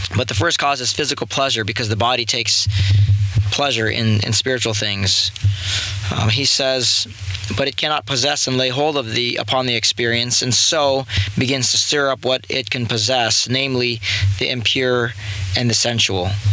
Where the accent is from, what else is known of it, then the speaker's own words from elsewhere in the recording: San Clemente, California, United States; I grew up in San Clemente, California, surf little surf town